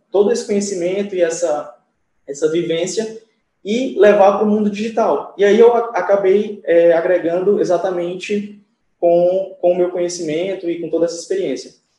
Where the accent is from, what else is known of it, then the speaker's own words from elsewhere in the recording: Fortaleza, Ceará, Brazil; eu sou de Fortaleza